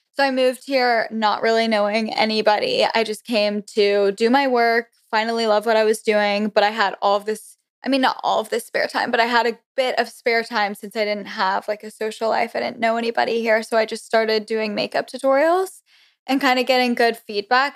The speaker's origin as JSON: {"language": "English", "region": "Florida", "country": "United States", "tie": "born or raised there", "also_born_or_lived": "Connecticut / Auburn, Alabama", "moved": "as an adult", "lives_now": "Washington, D.C., United States", "said": "I'm originally from Connecticut. Then I moved to Florida in fourth grade, so I guess that's where I was, like, actually raised and everything, Southern girl"}